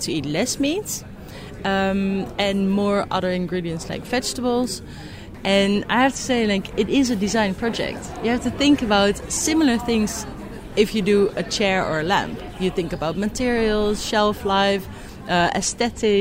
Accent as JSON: {"language": "English", "country": "Netherlands", "said": "I'm from the Netherlands."}